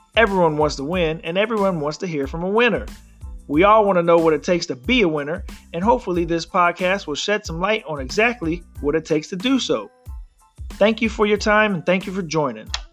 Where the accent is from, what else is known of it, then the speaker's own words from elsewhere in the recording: South Carolina, United States; I am from South Carolina